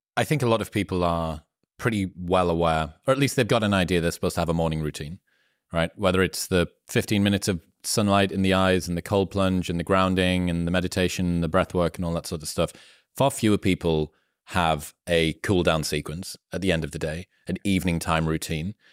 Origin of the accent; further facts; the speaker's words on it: Newcastle upon Tyne, North East England, United Kingdom; I'm from Newcastle in the northeast of the UK, which is the last city before Scotland.